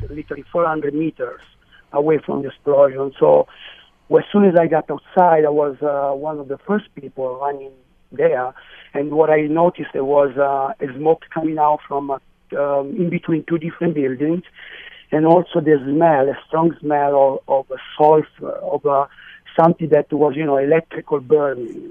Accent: New York City, New York, United States; as a New Yorker

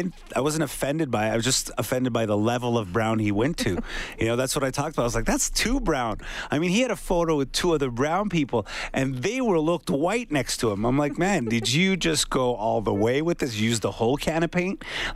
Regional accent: Quebec, Canada; Oh yeah, it's super rich over there.

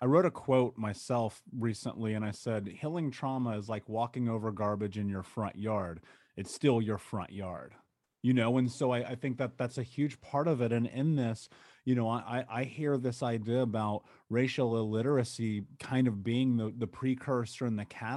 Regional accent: Indiana, United States; growing up in Indiana

